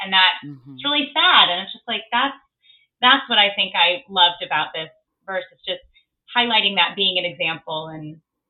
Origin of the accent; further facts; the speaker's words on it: Midwest, United States; now in New York City, United States; So growing up in the Midwest and then being in New York City, I've got a very interesting Facebook newsfeed these days.